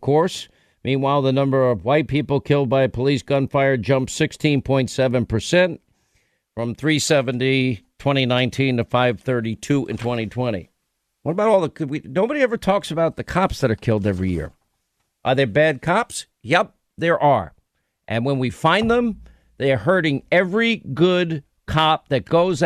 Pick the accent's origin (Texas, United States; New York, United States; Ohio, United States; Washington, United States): New York, United States; I grew up in New York